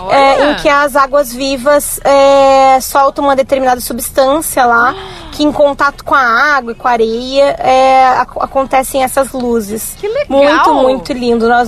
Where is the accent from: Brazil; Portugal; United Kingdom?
Brazil; Porto Alegre, Rio Grande do Sul; now in Xangri-Lá, Brazil; é, sou de Porto Alegre, mas estou morando em Remanso, Xangri-Lá.